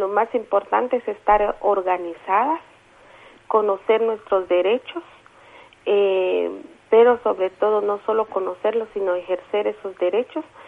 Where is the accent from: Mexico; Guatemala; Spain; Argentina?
Guatemala; San Juan Sacatepéquez, Guatemala Department; soy una mujer maya cachiquel del municipio de San Juan Zacatepeques